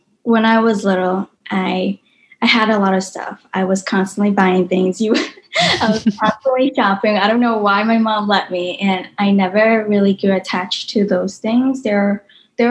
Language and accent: English; Boston, Massachusetts, United States; also born or lived in New York City / Austin; now in Denver, United States; I was originally from Boston